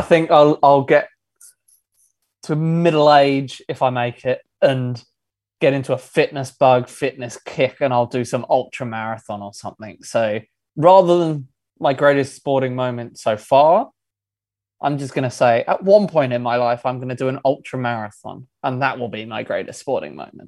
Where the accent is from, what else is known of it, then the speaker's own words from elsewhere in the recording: Sydney, New South Wales, Australia; also born or lived in England; Yes, I'm originally from England, but I've grown up on the northern beaches.